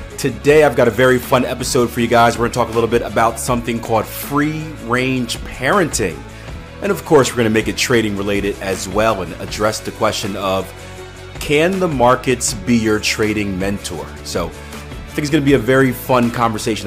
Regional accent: Philadelphia, Pennsylvania, United States; I'm from Philadelphia, so public transportation isn't the best

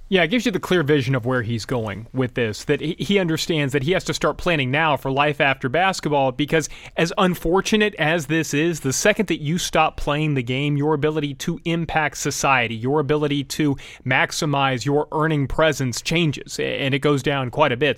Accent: Louisiana, United States; I was born in Louisiana

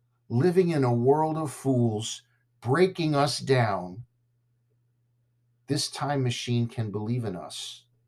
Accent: Southern California, United States; growing up in Southern California

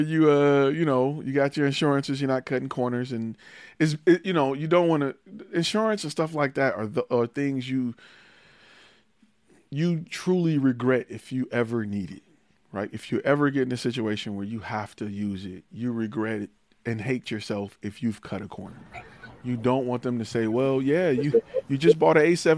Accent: Detroit, Michigan, United States; moved away; also born or lived in Atlanta; I'm from Detroit

